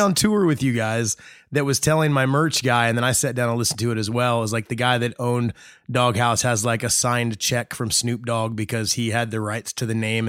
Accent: Indiana, United States; moved away as an adult; growing up in Indiana

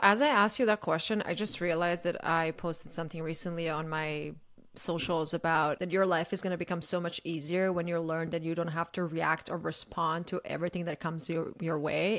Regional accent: Croatia; I'm from Croatia

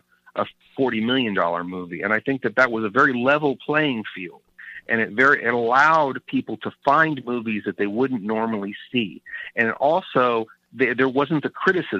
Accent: Sacramento, California, United States; moving to my hometown of Sacramento

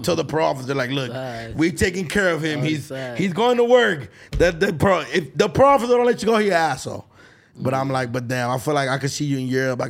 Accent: Los Angeles, California, United States; being from downtown LA, I think it's overlooked. Like, when I tell people, I'm a DTLA baby

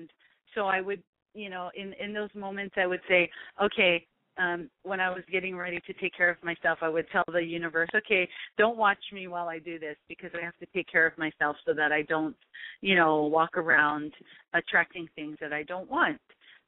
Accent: Hawaii, United States; And particularly for me and growing up in Hawaii, we were never taught to, like, you know, love ourselves or hug ourselves.

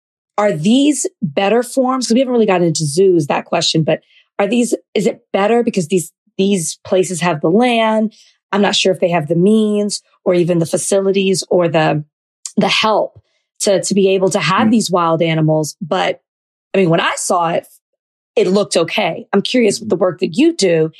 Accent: Texas, United States; I'm from Texas

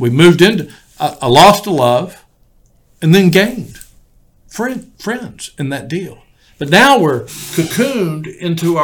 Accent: Houston, Texas, United States; And I grew up in Houston, Texas without air conditioning.

